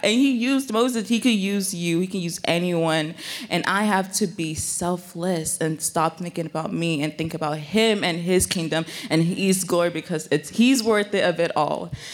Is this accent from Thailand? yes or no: no; Nigeria; also born or lived in Bay Area, California; now in United States; I was born in Nigeria, and I had, like, sometimes, I have an accent